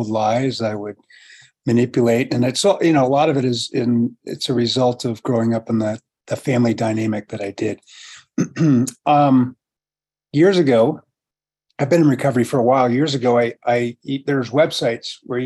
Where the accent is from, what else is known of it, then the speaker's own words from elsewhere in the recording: San Francisco, California, United States; I was born and raised in San Francisco